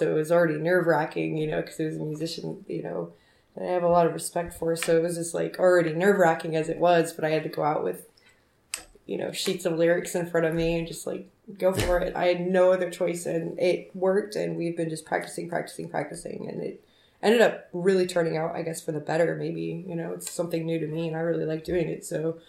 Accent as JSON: {"language": "English", "region": "Arizona", "country": "United States", "said": "originally, I'm from Arizona. I guess that's where, like, I started playing music was out there."}